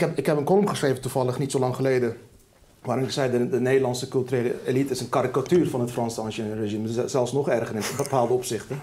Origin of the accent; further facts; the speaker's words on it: Rotterdam, South Holland, Netherlands; Ik ben in Rotterdam-Lombardij opgegroeid